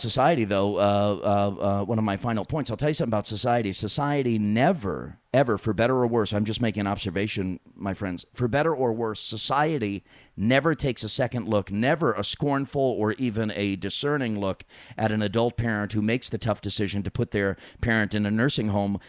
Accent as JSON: {"language": "English", "region": "New York", "country": "United States", "tie": "born or raised there", "said": "I grew up in New York"}